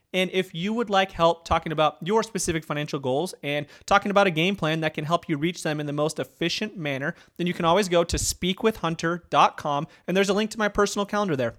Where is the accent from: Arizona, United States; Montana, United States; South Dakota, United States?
Arizona, United States; now in Auburn, United States; growing up in Arizona